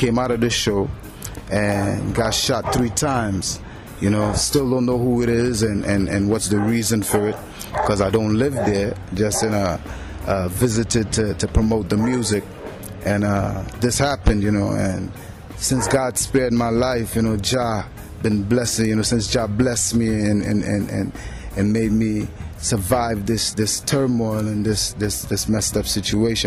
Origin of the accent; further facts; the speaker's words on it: New York City, New York, United States; also born or lived in Trinidad and Tobago; I'm originally from Trinidad. I was born there, and at a young age of 10, migrated to Brooklyn